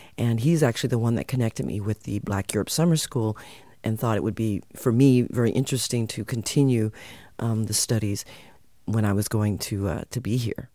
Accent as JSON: {"language": "English", "country": "United States", "tie": "born or raised there", "also_born_or_lived": "California", "moved": "as an adult", "lives_now": "Netherlands", "said": "I was born in the U.S., my parents and my ancestors come from Suriname"}